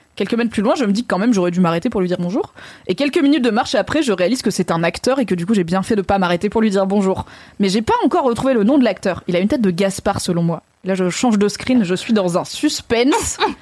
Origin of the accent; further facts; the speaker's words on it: Valence, Auvergne-Rhône-Alpes, France; j'ai grandi à Valence